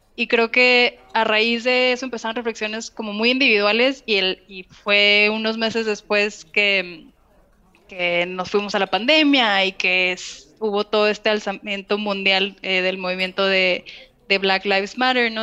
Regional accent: Mexico; also born or lived in Canada; yo soy mexicana, yo vengo de un país que fue colonizado

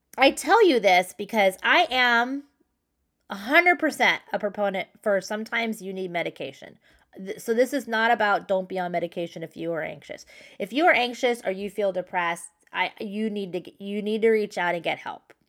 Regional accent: San Clemente, California, United States; also born or lived in New York; I grew up in San Clemente and I live in Southern California

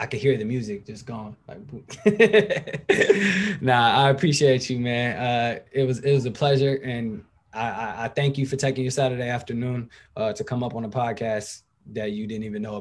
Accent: Berkeley, California, United States; now in Benicia, United States; I'm from Berkeley, but I live in Benicia right now

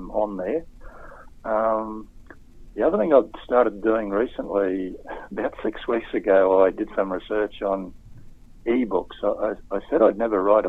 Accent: Townsville, Queensland, Australia; moved away; I grew up in Townsville

